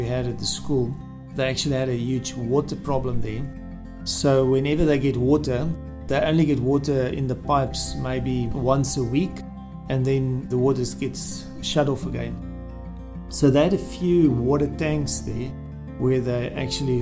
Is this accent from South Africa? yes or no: yes; South Africa; I'm from South Africa